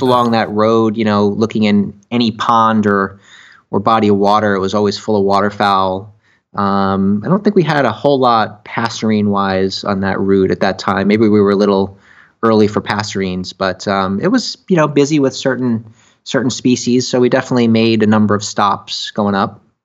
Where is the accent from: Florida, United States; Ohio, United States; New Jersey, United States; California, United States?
Florida, United States; Miami; we're from Miami